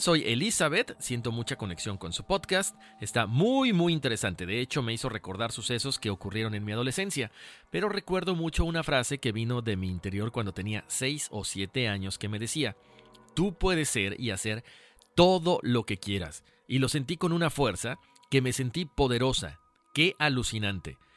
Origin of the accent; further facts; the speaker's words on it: Mexico; nosotros somos de México